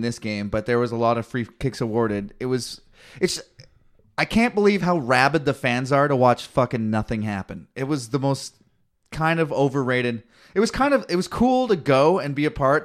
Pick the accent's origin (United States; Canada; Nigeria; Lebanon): Canada